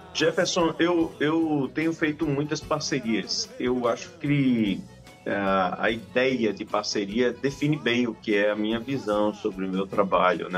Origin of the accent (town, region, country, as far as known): Riachão do Jacuípe, Bahia, Brazil